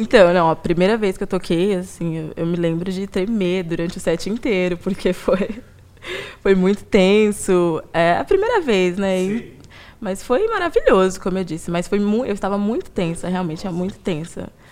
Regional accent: São Paulo, Brazil; eu sou daqui de São Paulo mesmo, nasci e cresci aqui

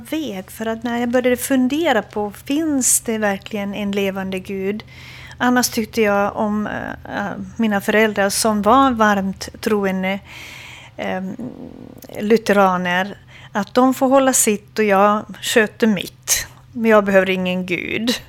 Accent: Hamina, Kymenlaakso, Finland; Eh, jag kommer från Fredrikshamn, var jag född. Eh, det är ehm, eh, känd som militärstad.

